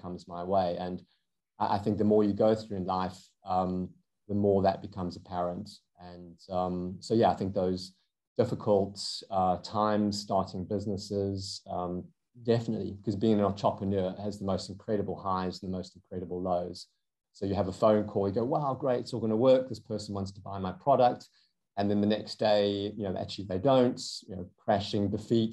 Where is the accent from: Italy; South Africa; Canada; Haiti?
South Africa; accent: South African; moved away as an adult; now in United Kingdom; you can probably hear from my accent, I'm South African originally. I have lived in the UK for over 20 years.